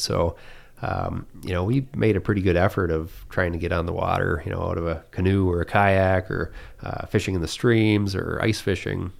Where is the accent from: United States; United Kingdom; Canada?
United States; St. Marys River, Michigan; we grew up in the Saint Mary's River